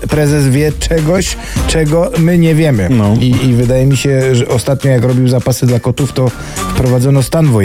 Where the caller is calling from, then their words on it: Bytom, Silesian Voivodeship, Poland; Skąd jestem? Z Bytomia!